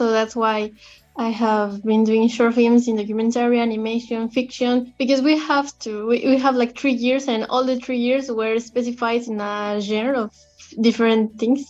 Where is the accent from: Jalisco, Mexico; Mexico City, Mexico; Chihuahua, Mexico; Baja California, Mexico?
Jalisco, Mexico; Guadalajara; I'm originally from Guadalajara, Mexico.